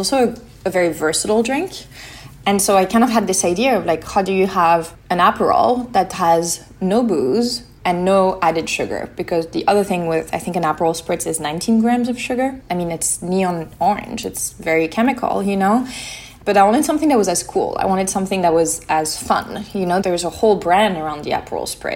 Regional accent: Lyon, Auvergne-Rhône-Alpes, France; also born or lived in Mediterranean (summers); I was born in France, in Lyon. I grew up near the Mediterranean every summer

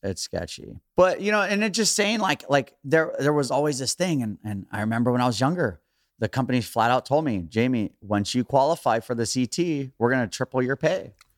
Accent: Hawaii, United States; growing up in Hawaii

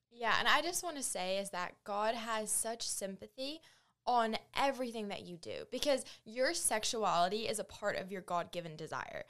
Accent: New Zealand; moved away as an adult; now in United States; I grew up in New Zealand on a farm

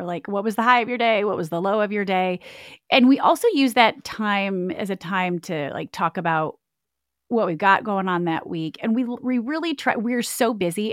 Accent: Michigan, United States; now in Clemson, South Carolina, United States; I grew up in Michigan. and, uh, born and raised in the Midwest

